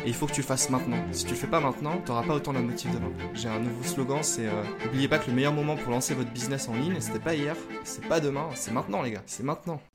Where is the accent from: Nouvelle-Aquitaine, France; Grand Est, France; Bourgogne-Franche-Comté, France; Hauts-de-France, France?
Hauts-de-France, France; Lille; je viens de Lille et je travaille dans le e-commerce depuis 6 ans.